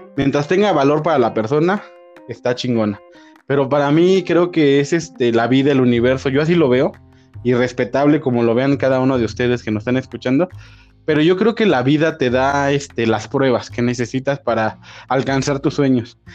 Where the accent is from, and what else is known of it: Mexico